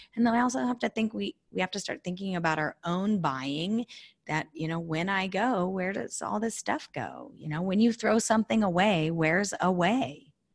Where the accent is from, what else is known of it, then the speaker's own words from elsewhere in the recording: California, United States; I'm a Californian born and raised